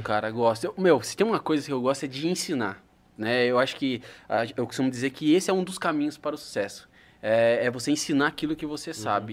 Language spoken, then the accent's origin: Portuguese; São Miguel Arcanjo, São Paulo, Brazil; moved away; eu vim de São Miguel Arcanjo, uma cidade que é o interior do interior, é a capital da uva